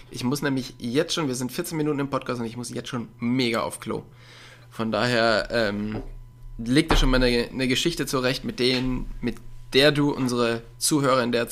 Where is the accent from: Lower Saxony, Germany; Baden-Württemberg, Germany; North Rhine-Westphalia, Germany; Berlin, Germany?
North Rhine-Westphalia, Germany; Ich komme ja aus der Nähe von Köln, aber ich bin auch überhaupt gar nicht der Karnevalstyp